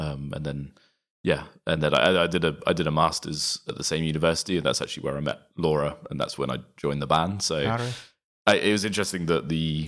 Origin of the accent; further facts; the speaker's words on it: Reading, South East England, United Kingdom; I grew up in Reading, which is I guess known for the festival